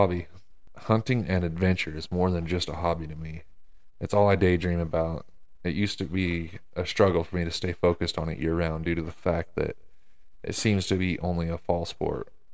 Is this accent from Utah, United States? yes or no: yes; Utah, United States; my home state of Utah